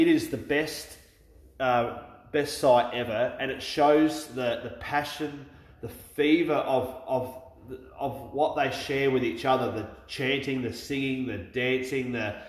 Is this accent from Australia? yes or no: yes; Australia; I love being Australian, right? But I feel a little bit cheated that I wasn't born English